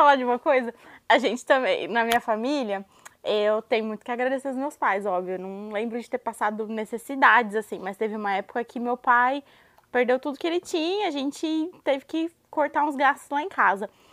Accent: Brazil; moved away as an adult; now in United States; eu saí do Brasil tem sete anos quase já

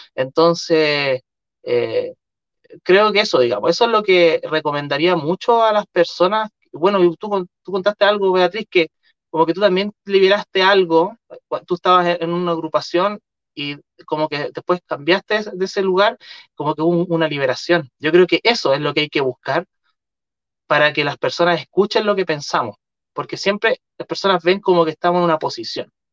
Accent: Chile; los chilenos

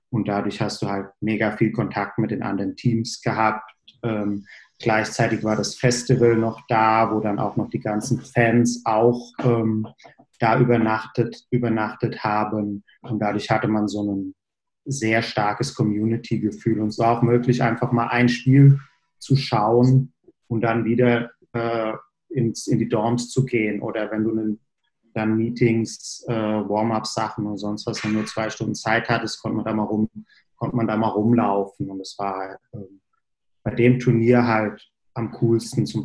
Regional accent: Bingen, Rhineland-Palatinate, Germany; ich komme grundsätzlich aus der Nähe, wo ihr auch her seid, quasi nicht aus Hessen, sondern aus Rheinland-Pfalz. Bin äh, in Bingen zur Schule gegangen

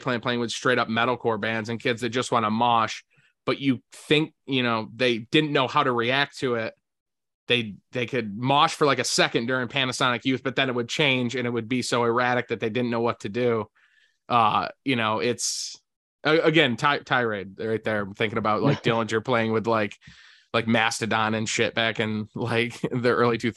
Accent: Syracuse, New York, United States

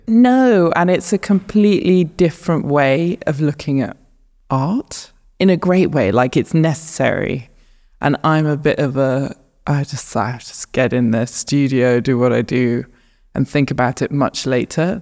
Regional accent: north of Luton, East of England, United Kingdom; moved away as an adult; also born or lived in Southeast London; now in London, United Kingdom; I was born in London, and then we very quickly moved out of London to north of Luton.

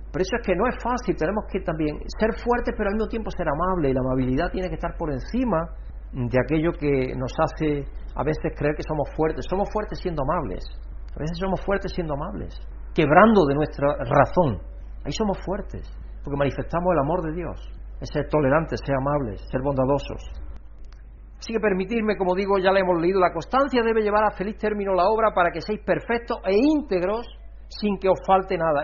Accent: Spain; also born or lived in Chile; soy español

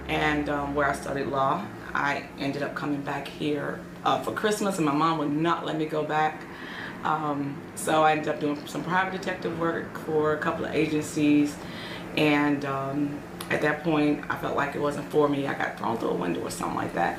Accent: Chicago, Illinois, United States; moved away as an adult; also born or lived in Kennesaw, Georgia; now in Aurora, United States; I'm originally born and raised in Chicago, Illinois.

